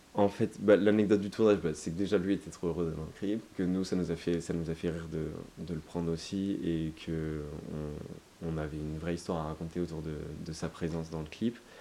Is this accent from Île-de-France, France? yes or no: no; Toulouse, Occitania, France; je suis toulousain et on vit tous à Toulouse